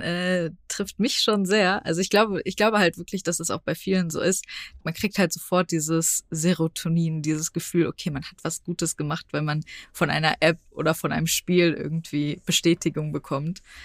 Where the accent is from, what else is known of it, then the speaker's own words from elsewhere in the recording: Frankfurt, Hesse, Germany; ich komme aus Frankfurt, das heißt, ich komme auch aus einer Großstadt